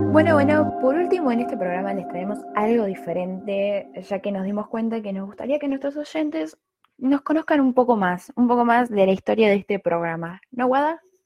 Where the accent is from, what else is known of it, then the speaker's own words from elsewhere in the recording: Argentina; somos argentinos